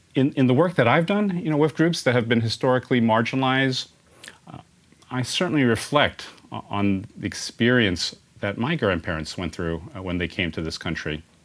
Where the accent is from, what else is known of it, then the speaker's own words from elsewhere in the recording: San Francisco, California, United States; born and raised in San Francisco